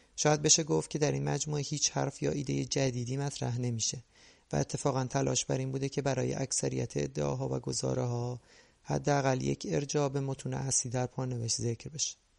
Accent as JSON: {"language": "Persian", "country": "Iran", "tie": "born or raised there", "moved": "as an adult", "lives_now": "Canada", "said": "از این 41 سال زندگی حدود 23 سال اولش در ایران گذاشته و ما بقی در کانادا"}